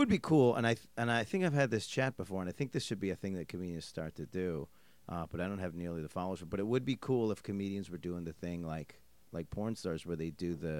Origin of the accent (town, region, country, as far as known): East Coast, United States